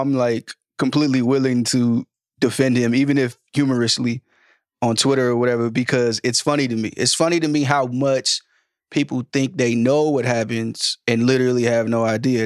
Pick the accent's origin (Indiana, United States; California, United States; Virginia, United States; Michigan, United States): California, United States; Sacramento; now in New York, United States; I'm from Sacramento